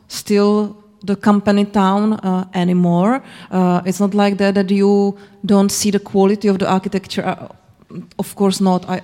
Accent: Zlín, Zlín Region, Czechia; moved away; I'm from Zlin. And uh, I, I still have this feeling, and I don't live here anymore.

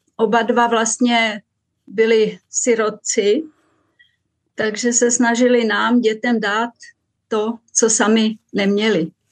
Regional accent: Vsetín, Zlín Region, Czechia; moved away as an adult; also born or lived in Růžďka / Hořice / Prague; now in Zurich, Switzerland; Tak já jsem se narodila na Vsetíně, na Valašsku a do 17 let jsem žila v malé vesničce Růžďce, která je asi 20 kilometrů od Vsetína

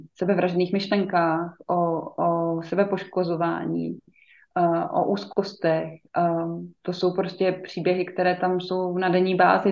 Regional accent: Czechia; jako Češi

